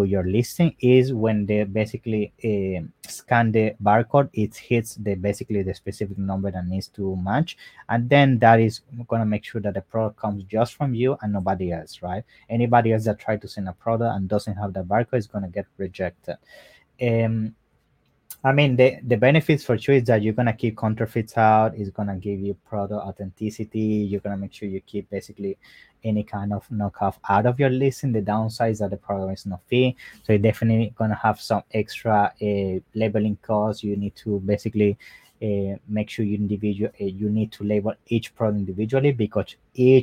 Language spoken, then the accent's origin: English; Italy; I'm from Italy